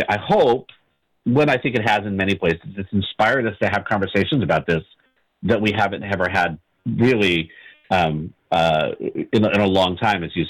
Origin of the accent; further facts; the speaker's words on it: California, United States; growing up in California and in the West Coast